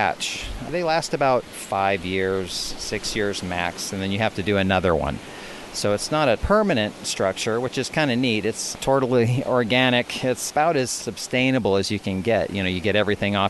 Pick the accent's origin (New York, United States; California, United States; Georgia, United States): California, United States; Southern; also born or lived in Steamboat Springs, Colorado; now in Panama; I grew up in Southern California.